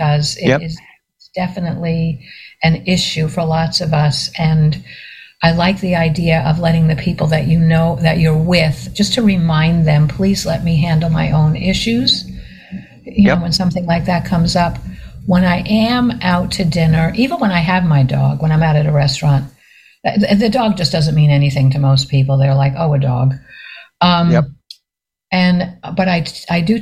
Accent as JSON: {"language": "English", "region": "New York", "country": "United States", "moved": "yes", "lives_now": "Bradenton, United States", "said": "I'm from New York yep. originally"}